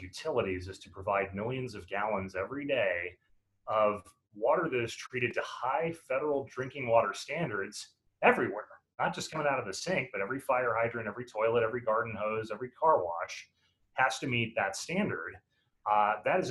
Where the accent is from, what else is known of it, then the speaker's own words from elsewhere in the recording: Chicago, Illinois, United States; in Chicago a couple of months ago, my hometown